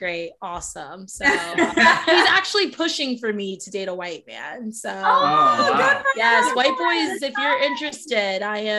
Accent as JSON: {"language": "English", "region": "South Florida", "country": "United States", "said": "I'm from South Florida"}